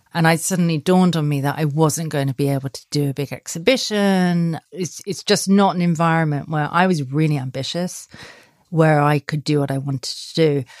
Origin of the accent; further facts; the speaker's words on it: Sussex, South East England, United Kingdom; moved away; also born or lived in Australia / Paris; No, I grew up in Sussex. I grew up in the countryside